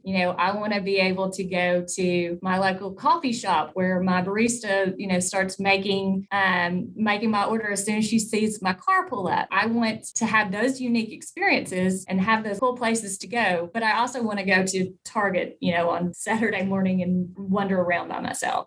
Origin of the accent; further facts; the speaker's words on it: DeWitt, Arkansas, United States; also born or lived in Jonesboro, Arkansas; I was born and raised in DeWitt, Arkansas, which is a very small town in southeast Arkansas